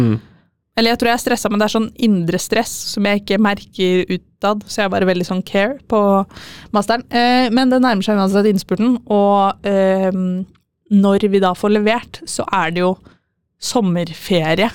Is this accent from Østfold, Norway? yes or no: yes; Fredrikstad, Østfold, Norway; also born or lived in Trondheim; mest hjemme i Fredrikstad.